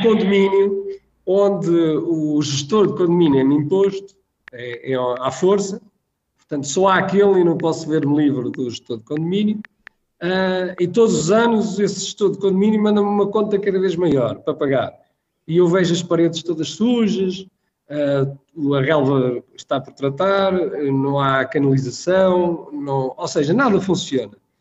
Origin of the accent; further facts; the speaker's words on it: Espinho, Aveiro District, Portugal; Vivi toda a minha infância em Espinho